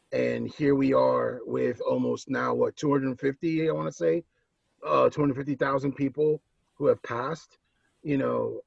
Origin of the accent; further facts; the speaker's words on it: New York, United States; moved away; I'm born and raised in New York. I'm a native New Yorker.